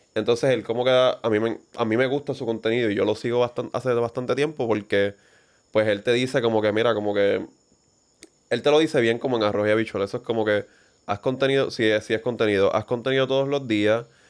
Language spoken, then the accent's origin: Spanish; Vega Alta, Puerto Rico; nosotros nacimos en Vegalta, Puerto Rico, middle class